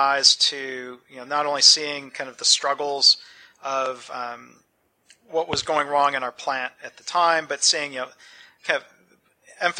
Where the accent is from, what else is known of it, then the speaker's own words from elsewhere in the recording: Detroit suburbs, Michigan, United States; growing up in the Detroit suburbs